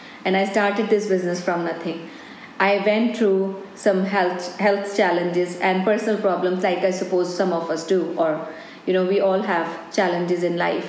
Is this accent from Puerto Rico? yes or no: no; Delhi, India; moved away as an adult; now in Scotland, United Kingdom; I'm born and brought up in India